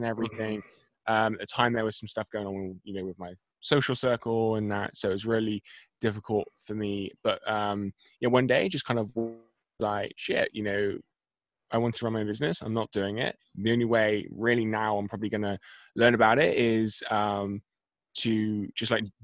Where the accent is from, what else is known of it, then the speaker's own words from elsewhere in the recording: Bristol, South West England, United Kingdom; So I am from. If I just say Bristol to your audience, I don't know.